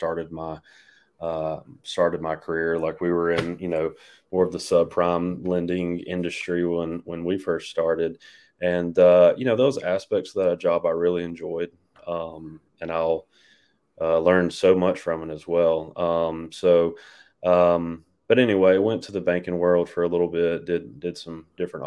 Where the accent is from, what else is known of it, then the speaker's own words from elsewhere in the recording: Dothan, Alabama, United States; also born or lived in Auburn, Alabama; now in Pelham, United States; I'm from Dothan, Alabama. Went to school and everything there, graduated high school